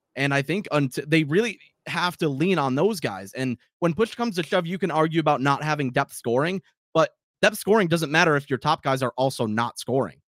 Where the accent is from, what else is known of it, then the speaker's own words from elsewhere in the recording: Buffalo, New York, United States; growing up in Buffalo